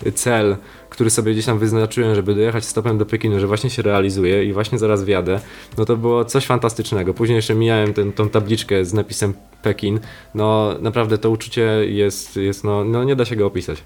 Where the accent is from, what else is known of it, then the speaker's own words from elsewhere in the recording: Poland; jestem z Polski